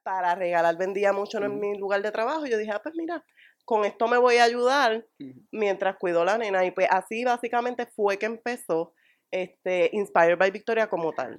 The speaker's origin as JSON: {"language": "Spanish", "town": "Morovis", "country": "Puerto Rico", "tie": "born or raised there", "also_born_or_lived": "Río Piedras, Puerto Rico", "moved": "as an adult", "said": "pues yo soy natural de Morovi"}